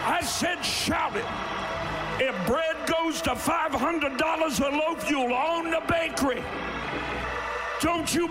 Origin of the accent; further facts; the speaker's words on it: Eastern Kentucky, United States; now in Ohio, United States; I'm from Eastern Kentucky.